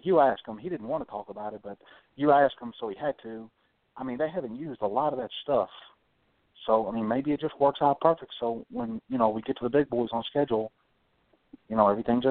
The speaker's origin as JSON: {"language": "English", "region": "South Carolina", "country": "United States", "also_born_or_lived": "Atlanta", "said": "I'm actually from South Carolina, but I'll be in Atlanta more than I actually be home."}